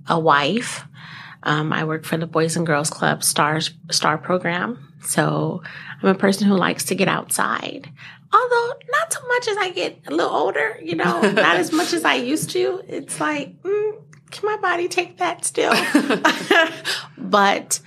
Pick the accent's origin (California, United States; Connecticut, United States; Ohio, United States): California, United States; now in Fox Cities, United States; being born and raised in California